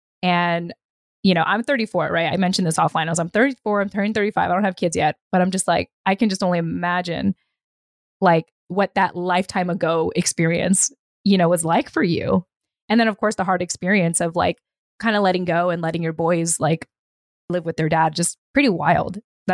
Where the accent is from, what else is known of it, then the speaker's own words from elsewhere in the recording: California, United States; moved away; I kind of consider California my hometown.